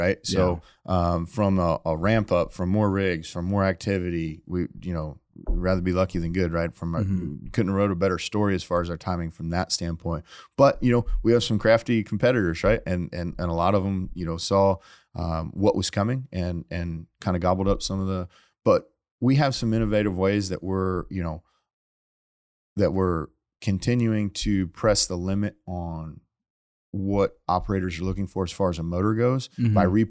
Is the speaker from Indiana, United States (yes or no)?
yes; Indiana, United States; I grew up in Indiana.